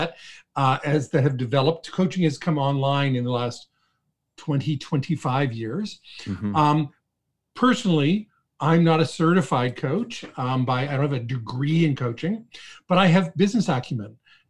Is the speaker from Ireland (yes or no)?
no; Toronto, Ontario, Canada; also born or lived in Calgary, Alberta / Ottawa; I was born and raised in Toronto